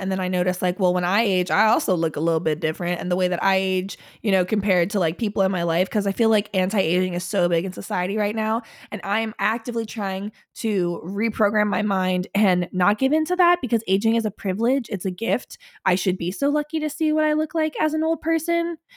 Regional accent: Cincinnati, Ohio, United States; I grew up in Cincinnati

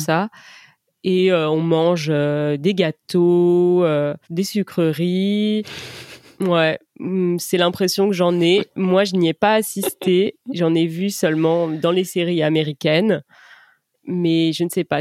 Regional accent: France; je suis française et c'est vrai que chez nous, c'est absolument pas une tradition

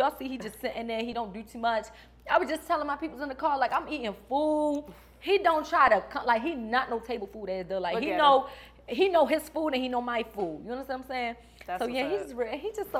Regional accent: Baltimore, Maryland, United States; So I ain't going to lie, I thought I lost my accent. People be like, for real, because I be back and forth. I still go back to Baltimore, but I be in Cali, too.

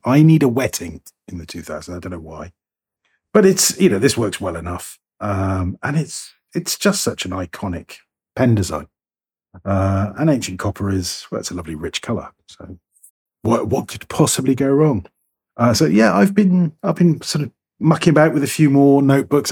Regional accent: United Kingdom; I'm British

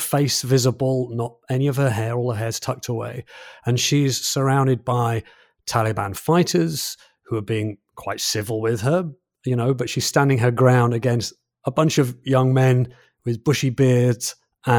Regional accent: England, United Kingdom; as a Brit, as an English person

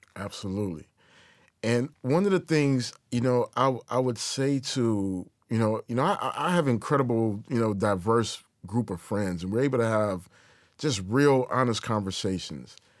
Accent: Detroit, Michigan, United States; native Detroit in my hometown

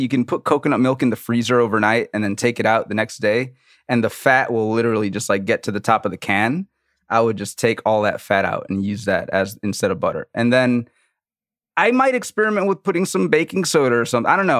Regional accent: New Orleans, Louisiana, United States; I'm from New Orleans

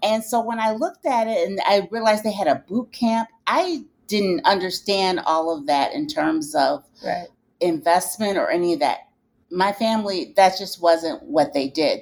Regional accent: Detroit, Michigan, United States; I'm from Detroit, Michigan

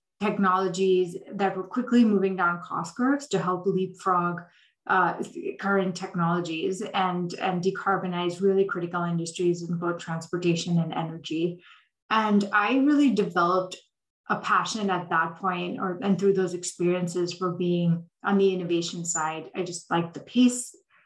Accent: Delhi, India; moved away as an adult; also born or lived in Dubai, United Arab Emirates / Saudi Arabia / Columbia University, New York; I grew up in India and the Middle East. So I was born in India, lived in Dubai in Saudi Arabia for about half my childhood, and then moved back to Delhi for middle and high school

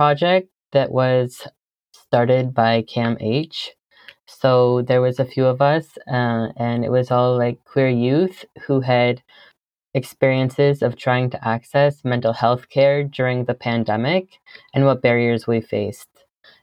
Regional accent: Brant County, Ontario, Canada; I am from Brant County. I live on a farm in between Eyre, Paris, and Drumbo, Ontario.

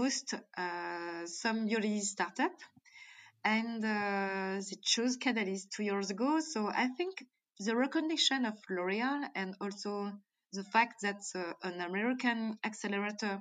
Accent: Martinique; accent: French; English is a second language; also born or lived in Djibouti; I born in Africa, I born in Djibouti, so I spent my childhood between Africa and Martinique

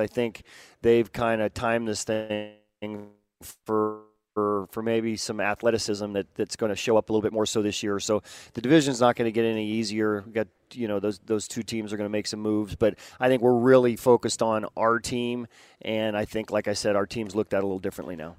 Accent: West Coast, United States; I grew up on the West Coast

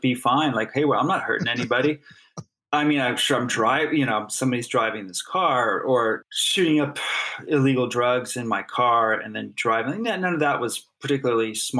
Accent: Burbank, California, United States; growing up in Burbank in the 70s

